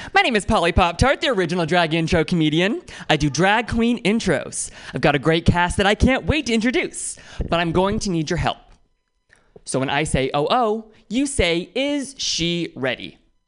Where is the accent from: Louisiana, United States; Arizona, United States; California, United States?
California, United States; Oakland; I'm from Oakland, which means I dodged three bullets and walked through fire to get here.